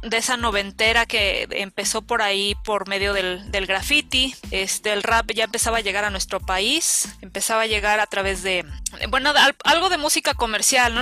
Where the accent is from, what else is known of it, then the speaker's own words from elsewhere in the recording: Ecatepec, State of Mexico, Mexico; yo soy de Ecatepec, digo, si los que nos están escuchando no, no saben de dónde, de dónde vengo yo, soy de Ecatepec